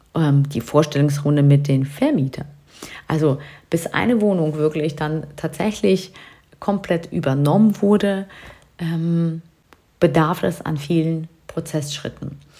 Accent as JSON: {"language": "German", "area": "near Hanover", "region": "Lower Saxony", "country": "Germany", "said": "Wir kommen hier aus der Nähe von Hannover"}